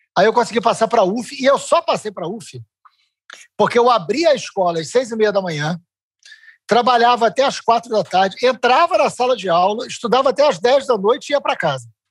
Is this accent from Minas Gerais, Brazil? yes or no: no; Niterói, Rio de Janeiro, Brazil; eu sou de Niterói ah. e eu, eu nasci, eu vivi até os 40 anos de idade